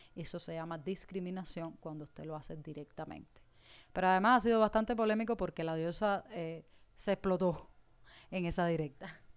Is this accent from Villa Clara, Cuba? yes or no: yes; Caibarién, Villa Clara, Cuba; en Caibarien, que es de donde yo soy, de donde es esta cubanita hija del fin de siglo